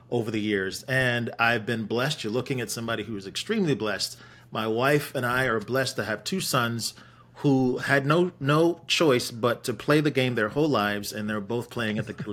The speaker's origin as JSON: {"language": "English", "town": "Wolverhampton", "region": "West Midlands", "country": "United Kingdom", "tie": "born there", "said": "So I was born in England in Wolverhampton."}